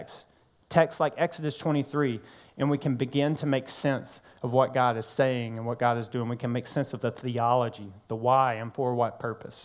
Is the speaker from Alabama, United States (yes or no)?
no; North Mississippi, United States; now in New Orleans, United States; I'm from North Mississippi